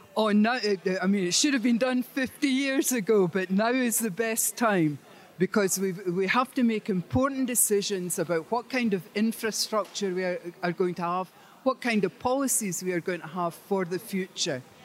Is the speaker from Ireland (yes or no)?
no; Aberdeen, Scotland, United Kingdom; I'm from Aberdeen.